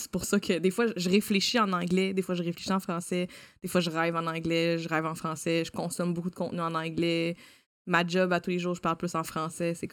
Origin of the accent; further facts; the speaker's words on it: Ontario, Canada; accent: Franco-Ontarian; Là, j'ai un accent québécois, mais j'avais vraiment un, un accent euh, franco-ontarien là.